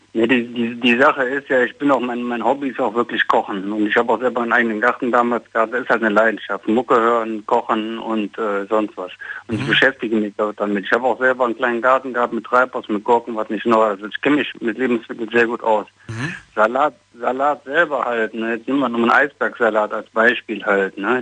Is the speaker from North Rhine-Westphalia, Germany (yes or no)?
yes; Düsseldorf, North Rhine-Westphalia, Germany; Ich komme aus Düsseldorf, ich bin 44